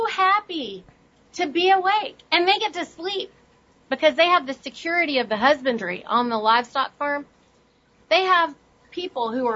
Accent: India; now in United States; I'm from India

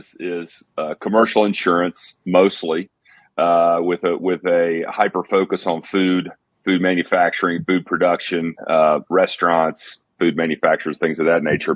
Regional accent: Athens, Tennessee, United States; I live in Athens, Tennessee, is my hometown.

